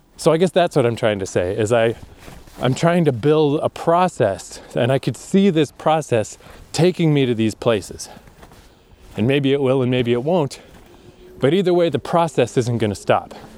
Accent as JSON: {"language": "English", "town": "Fredericton", "region": "New Brunswick", "country": "Canada", "tie": "born or raised there", "also_born_or_lived": "Toronto / Japan", "moved": "as an adult", "said": "coming back to my hometown"}